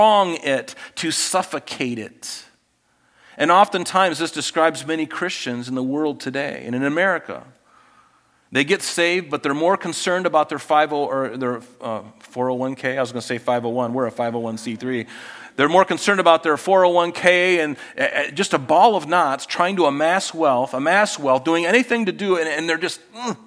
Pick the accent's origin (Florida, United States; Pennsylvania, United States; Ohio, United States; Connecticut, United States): Florida, United States; growing up in Florida